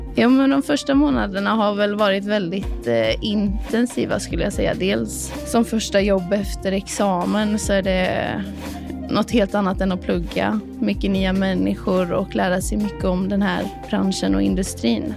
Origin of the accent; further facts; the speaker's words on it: Skövde, Västra Götaland, Sweden; moved away as an adult; also born or lived in Gothenburg; now in Kristianstad, Sweden; jag är ursprungligen från Skövde